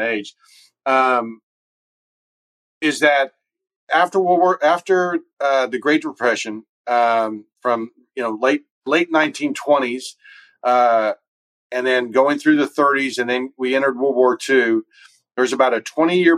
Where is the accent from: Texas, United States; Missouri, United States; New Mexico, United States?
Texas, United States; Dallas; also born or lived in Boston; I'm from Texas. My wife's from Fort Worth. I was from Dallas